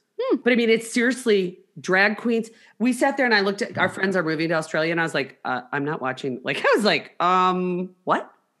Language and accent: English; United States; I'm an American